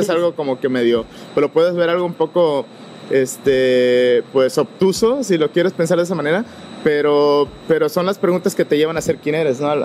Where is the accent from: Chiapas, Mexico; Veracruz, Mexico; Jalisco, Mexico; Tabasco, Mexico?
Veracruz, Mexico; moved away as an adult; now in Fredericksburg, United States; cuando me moví de, de, Veracruz, de mi pueblo natal, este, para aquí, el estado de Texas